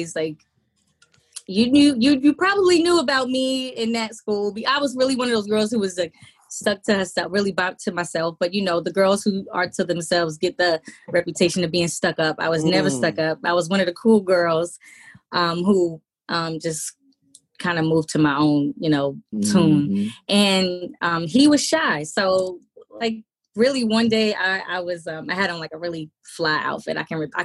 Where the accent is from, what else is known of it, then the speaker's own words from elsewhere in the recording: New York City, New York, United States; We're both from Jamaica, Queens.